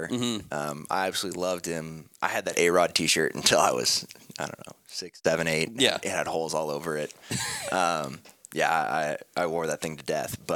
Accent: Portland, Oregon, United States; born there; also born or lived in Seattle; I I was born in Portland, as you said, um, but uh, after I turned like two, we moved up to Seattle for a couple years

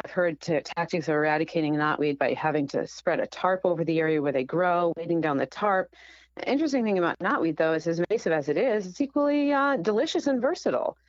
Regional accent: Rhode Island, United States; my home state of Rhode Island

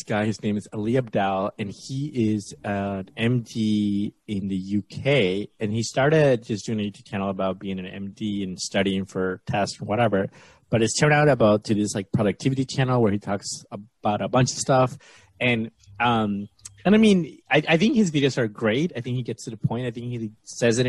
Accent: Peru; moved away; I'm from Latin America

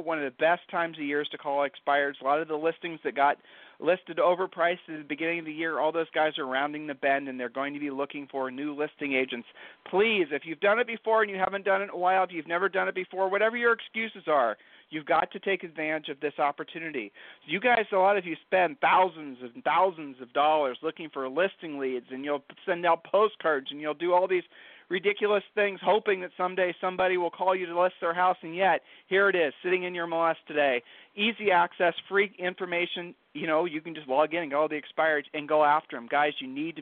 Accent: Ohio, United States; we're from Ohio, so I'll just use an Ohio saying for you

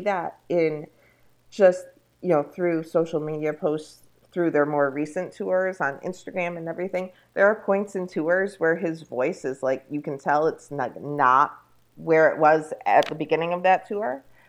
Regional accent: Rochester, New York, United States; I grew up in Rochester, New York

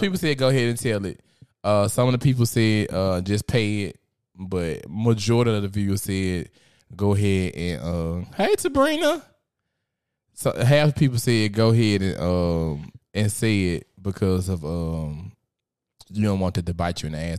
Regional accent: Memphis, Tennessee, United States; I'm from Memphis

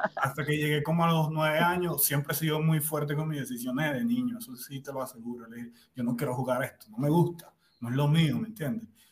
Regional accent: Cumaná, Sucre, Venezuela; moved away as an adult; also born or lived in Margarita Island, Venezuela; now in Colombia; Yo vengo de la costa de Venezuela, del oriente del país. Cumaná

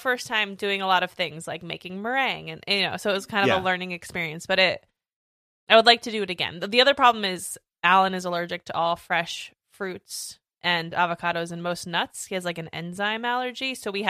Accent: Connecticut, United States; moved away; of Lunatics Radio Hour. I was born and raised in Connecticut, and then I moved to nearby New York City and have lived there my adult life since college.

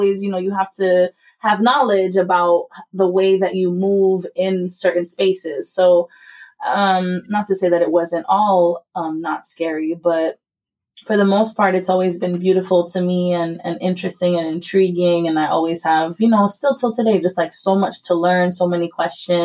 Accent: Haiti; now in United States; I was raised in Haiti by an American mother

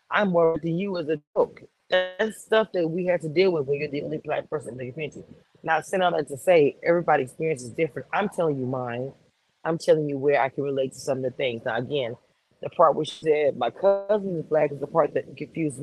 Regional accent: Texas, United States; I grew up here in Texas

